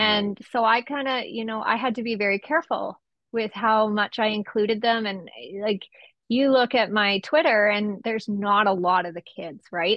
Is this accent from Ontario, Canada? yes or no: no; Esquimalt, British Columbia, Canada; I was born and raised in Esquimalt